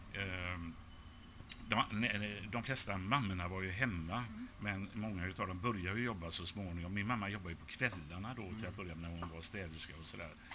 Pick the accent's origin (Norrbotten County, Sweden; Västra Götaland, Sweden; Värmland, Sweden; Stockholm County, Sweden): Västra Götaland, Sweden; Gothenburg; jag är uppvuxen i Biskopsgården